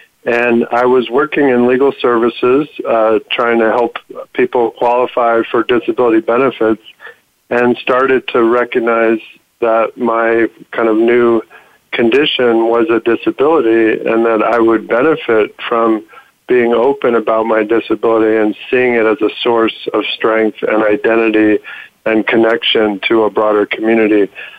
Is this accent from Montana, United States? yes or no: no; California, United States; moved away as an adult; also born or lived in Washington, D.C. / Boston; after 26 years in D.C., I'm back in my home state of California